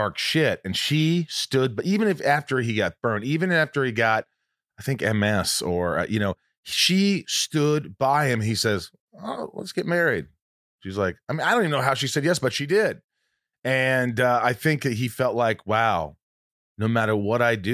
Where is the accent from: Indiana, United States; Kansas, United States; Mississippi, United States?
Indiana, United States; I grew up in Indiana